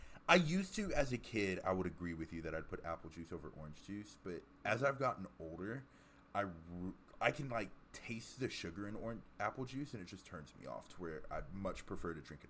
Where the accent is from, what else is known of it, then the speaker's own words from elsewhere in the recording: Texas, United States; because I'm from Texas